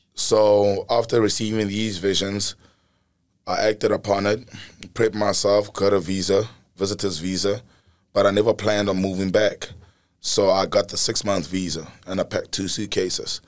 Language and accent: English; Pretoria, Gauteng, South Africa; Born and raised in South Africa, Pretoria, right in the heart of it.